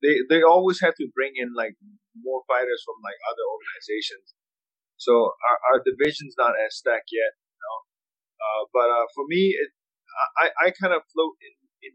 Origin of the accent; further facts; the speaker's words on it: Myanmar; moved away as an adult; also born or lived in Michigan / Maryland; now in Lake Worth, United States; I grew up in Burma. Yeah, until I was 18. And then I came to Michigan for school.